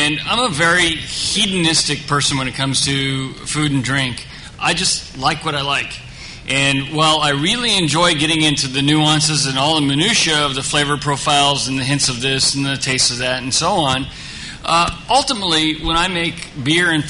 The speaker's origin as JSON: {"language": "English", "town": "Pataskala", "region": "Ohio", "country": "United States", "tie": "born or raised there", "also_born_or_lived": "Orange County, California", "moved": "yes", "lives_now": "Southern California, United States", "said": "when I was four, I moved and grew up in a very small town, Ohio, outside of Columbus, Central Ohio, and then Pataskala, Ohio"}